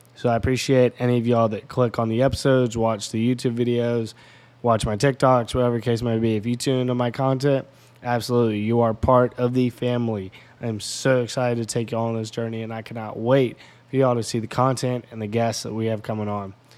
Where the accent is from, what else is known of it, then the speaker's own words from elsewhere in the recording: Memphis, Tennessee, United States; moved away as an adult; now in Carlinville, United States; I'm from Memphis, Tennessee